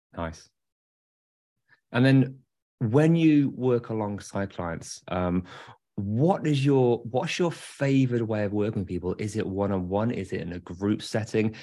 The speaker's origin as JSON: {"language": "English", "region": "England", "country": "United Kingdom", "said": "I'm English."}